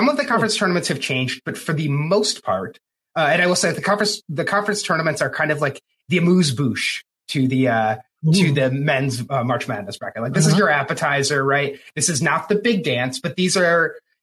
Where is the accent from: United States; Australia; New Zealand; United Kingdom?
United States; Michigan; I am from Michigan